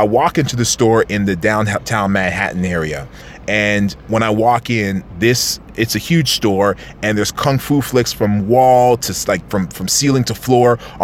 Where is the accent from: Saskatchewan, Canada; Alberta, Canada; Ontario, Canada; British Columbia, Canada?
Ontario, Canada; Toronto; we're from Toronto